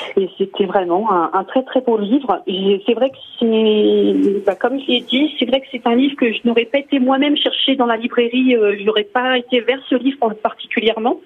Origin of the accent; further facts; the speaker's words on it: Normandy, France; je suis normande d'origine